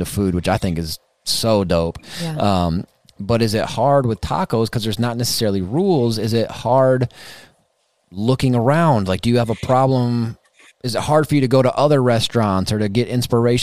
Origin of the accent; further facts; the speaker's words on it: Wisconsin, United States; also born or lived in Austin, Texas; I'm from Wisconsin